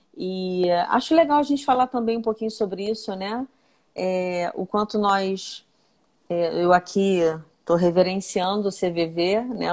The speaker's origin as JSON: {"language": "Portuguese", "town": "Nova Iguaçu", "region": "Rio de Janeiro", "country": "Brazil", "tie": "born or raised there", "said": "eu venho de Nova Iguaçu, né? Eu, eu, eu nasci e, e, cresci nessa cidade"}